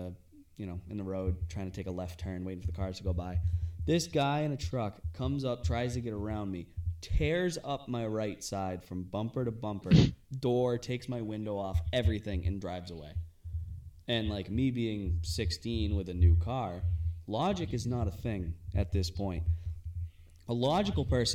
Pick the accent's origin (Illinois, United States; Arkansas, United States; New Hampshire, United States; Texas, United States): New Hampshire, United States; Londonderry; also born or lived in Malden, Massachusetts; they ended up moving us up to Londonderry, and way better place